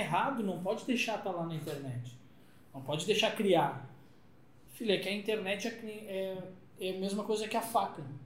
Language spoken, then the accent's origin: Portuguese; Rio Grande do Sul, Brazil; eu sou gaúcho, vem de Porto Alegre